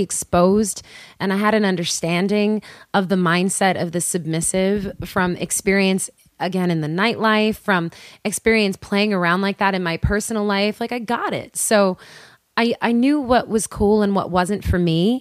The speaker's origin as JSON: {"language": "English", "town": "New York City", "region": "New York", "country": "United States", "tie": "born or raised there", "said": "born and raised in Queens"}